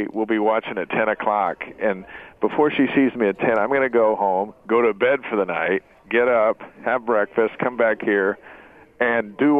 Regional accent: Salt Lake City, Utah, United States; Salt Lake City, Utah.

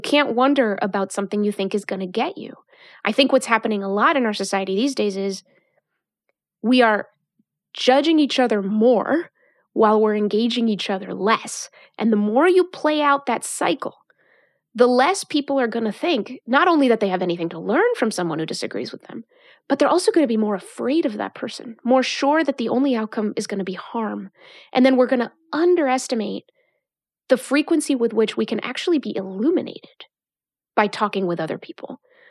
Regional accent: Mexico; now in United States; Growing up in Mexico, coming to the United States, what is democracy?

